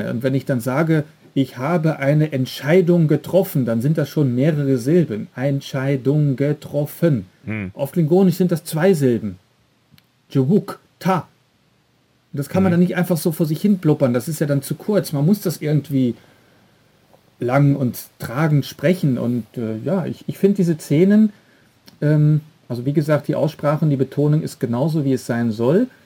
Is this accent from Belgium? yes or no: yes; Belgium; Ich komme ja jetzt aus Belgien und dort sind fast eigentlich alle Serien, alle Kinofilme immer im Originalton mit Untertiteln.